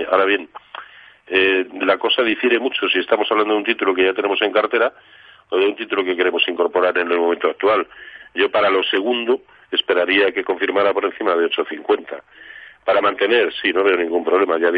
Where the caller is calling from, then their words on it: Madrid, Community of Madrid, Spain; Hola, buenas tardes. … de Madrid.